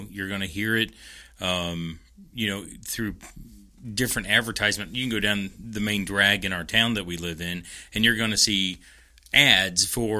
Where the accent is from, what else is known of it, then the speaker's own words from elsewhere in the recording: Kentucky, United States; I know even growing up in Central Kentucky, there was prayer